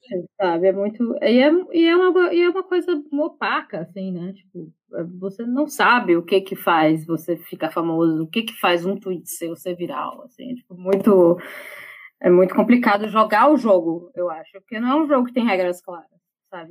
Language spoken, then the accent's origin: Portuguese; Brazil; also born or lived in Salvador / São Paulo / London; Eu, como brasileira, tipo, eu nem sou europeia